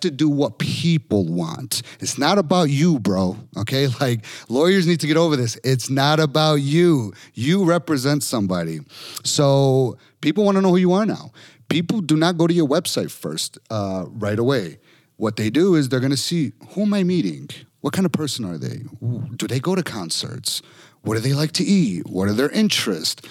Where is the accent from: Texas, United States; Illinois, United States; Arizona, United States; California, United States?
Illinois, United States; Chicago; I'm from Chicago